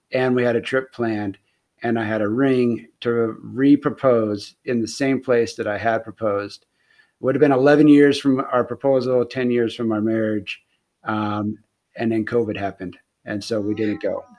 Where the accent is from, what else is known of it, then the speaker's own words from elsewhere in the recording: near Bakersfield, California, United States; it is really close to my hometown. It was only like it's like an hour drive away from where I grew up